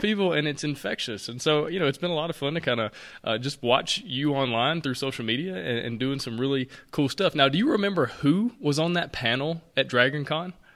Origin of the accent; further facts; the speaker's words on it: Alabama, United States; I'm from Alabama.